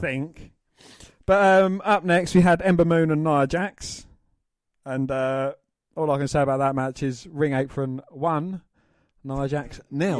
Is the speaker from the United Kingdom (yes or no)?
yes; England, United Kingdom; we're, we're English